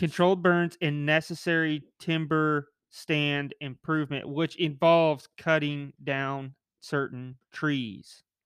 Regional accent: United States; me as an American

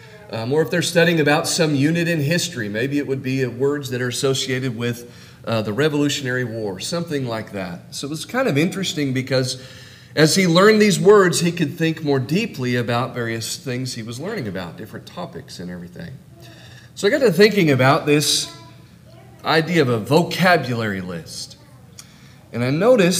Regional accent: California, United States; moved away as an adult; now in Norman, United States; I'm from California and really still a Californian. I just happen to live in Oklahoma now.

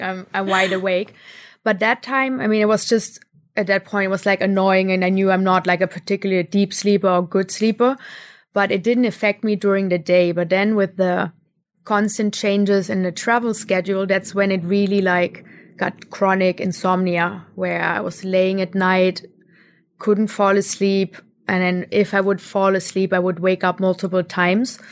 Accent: Germany; moved away as an adult; also born or lived in India; growing up in Germany

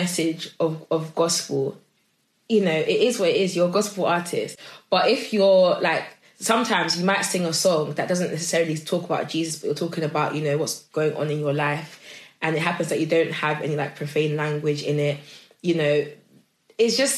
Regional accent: Nigeria; I am Nigerian and it is in my blood

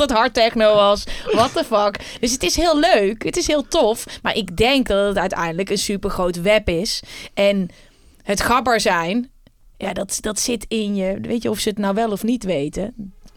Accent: Uden, North Brabant, Netherlands; Ik kom uit Uden

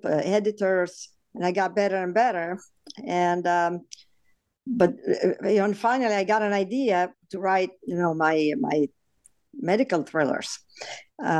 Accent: Italy; English is a second language; moved away as an adult; also born or lived in New York City; now in United States; I was born in Italy, and I came here actually after medical school. So by the time I came here, I really spoke very little English.

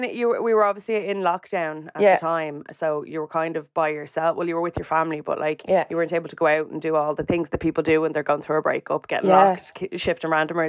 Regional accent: Ireland; But like, we're Irish people, we're really nosy.

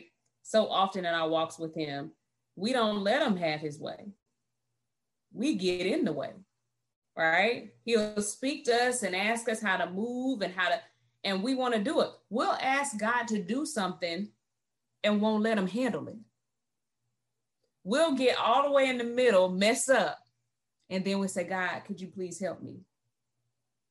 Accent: Florida, United States; moved away as an adult; I'm from Florida

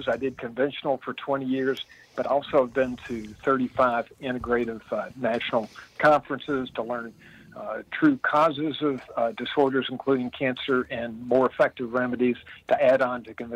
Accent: Midway, Kentucky, United States; I live in the town I grew up in, believe it or not. I'm 66 years old, and I've been in Midway, Kentucky, Central Kentucky, horse country, for 66 years.

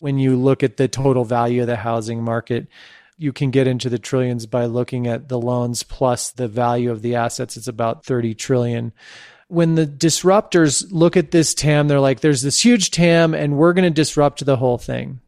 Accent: San Francisco, California, United States; also born or lived in Santa Fe, New Mexico; my hometown of San Francisco

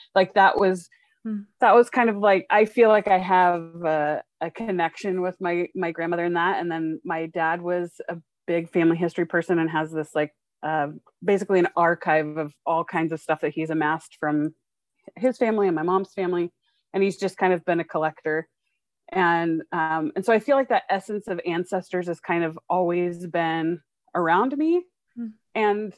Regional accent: Dallas, Texas, United States; also born or lived in Seattle; now in Salt Lake City, United States; So I grew up in Dallas and Seattle. That's kind of like where my heart still is.

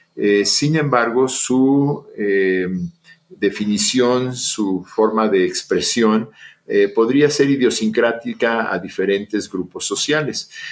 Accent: Mexico; also born or lived in Austin, Texas; regresé a México, en donde soy profesor de la Facultad de Psicología de la Universidad Nacional Autónoma de México

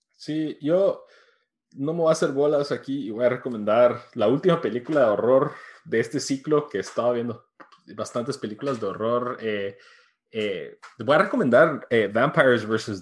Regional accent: New York City, New York, United States; viviendo en Nueva York, que crecí en The Bronx

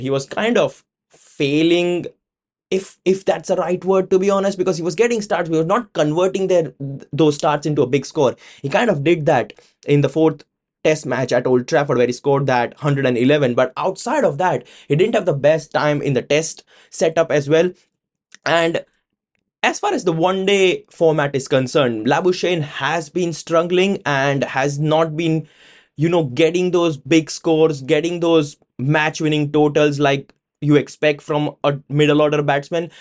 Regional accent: India; now in United Kingdom; being an Indian living in the UK

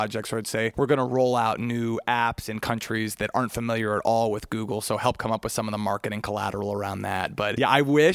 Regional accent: Cincinnati, Ohio, United States; moved away as an adult; my hometown

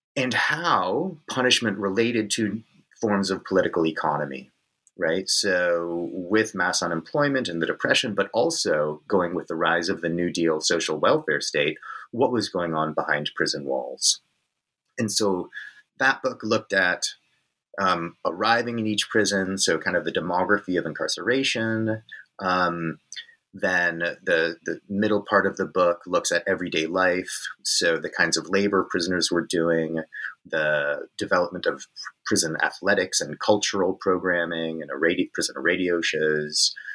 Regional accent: Northern California, United States; moved away as an adult; also born or lived in Virginia / Texas; now in Perth, Australia; I grew up on Coast Miwok country in what is known as Northern California these days

